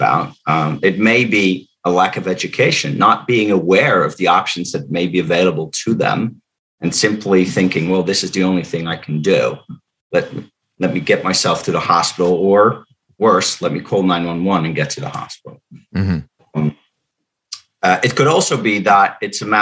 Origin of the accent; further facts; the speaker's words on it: Netherlands; English is a second language; moved away as an adult; now in Cumberland, United States; I'm not from the United States. I was born in the Netherlands, but I moved here almost 20 years ago